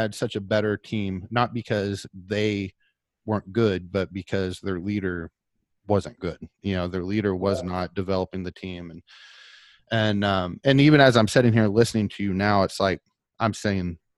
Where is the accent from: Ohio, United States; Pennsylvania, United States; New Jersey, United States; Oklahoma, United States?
Oklahoma, United States; I'm from Oklahoma